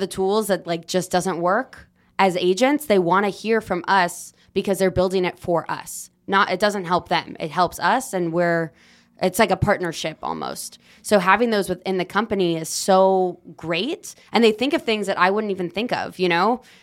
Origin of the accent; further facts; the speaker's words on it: Los Angeles, California, United States; I am born and raised in Los Angeles